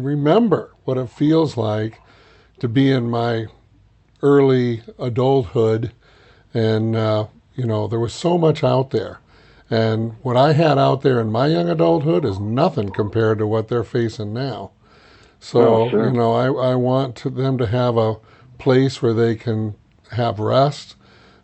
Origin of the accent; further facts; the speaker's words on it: Iowa City, Iowa, United States; I grew up in Iowa City, Iowa, University of Iowa.